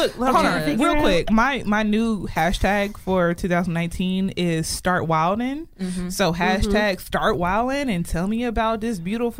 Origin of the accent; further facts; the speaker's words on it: Atlanta, Georgia, United States; moved away as an adult; now in Dallas, United States; I'm from Atlanta, Georgia, originally. I've been in Dallas for about 2 years.